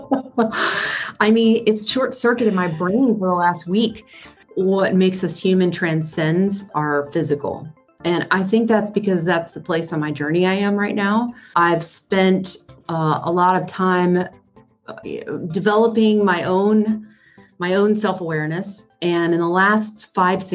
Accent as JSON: {"language": "English", "region": "North Carolina", "country": "United States", "tie": "born or raised there", "said": "I grew up in North Carolina"}